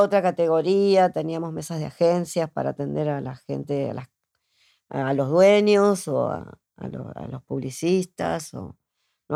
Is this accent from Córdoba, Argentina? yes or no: no; Martínez, Buenos Aires Province, Argentina; yo soy de Martínez